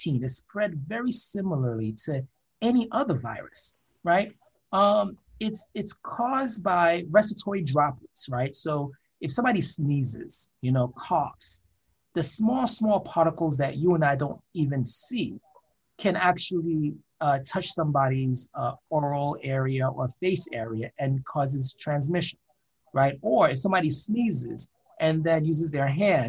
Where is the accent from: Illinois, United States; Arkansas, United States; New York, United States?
New York, United States; New York City; also born or lived in Fort Lauderdale / Miami; I was born in Brooklyn, New York